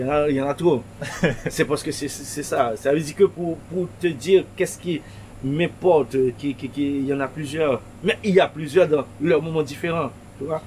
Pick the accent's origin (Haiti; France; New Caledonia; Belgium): Haiti; Pétion-Ville, Ouest; À Pétionville, là où je suis né, Pétionville, là où je suis né en Haïti